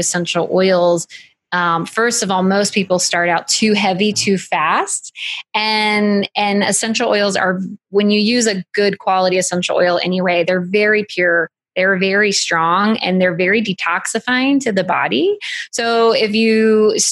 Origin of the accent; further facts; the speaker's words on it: United States; We're American